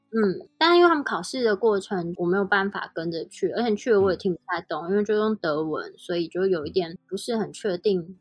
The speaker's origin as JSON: {"language": "Chinese", "country": "Taiwan", "also_born_or_lived": "Switzerland", "moved": "yes", "said": "我们台语都是跟阿公阿嬷学"}